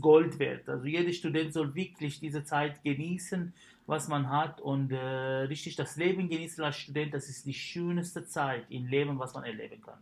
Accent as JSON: {"language": "German", "country": "Syria", "tie": "born or raised there", "also_born_or_lived": "Karlsruhe, Germany / Kiel, Germany", "second_language": "German", "moved": "as an adult", "lives_now": "Germany", "said": "ich habe mein Abitur in Syrien gemacht"}